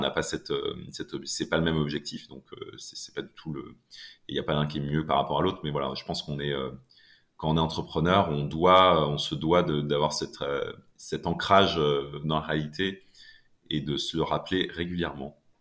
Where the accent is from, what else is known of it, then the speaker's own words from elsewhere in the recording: Laval, Pays de la Loire, France; j'ai grandi à Laval